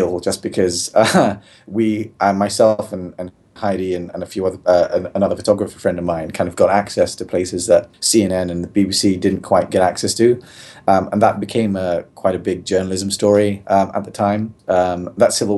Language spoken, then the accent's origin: English; London, United Kingdom; moved away as an adult; I'm actually originally from London, England. Born and bred. Place called Neasden in northwest London.